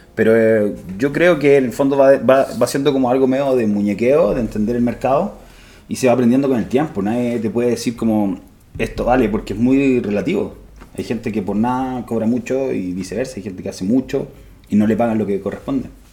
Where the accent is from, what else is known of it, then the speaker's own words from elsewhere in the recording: Santiago, Santiago Metropolitan Region, Chile; Yo soy de Santiago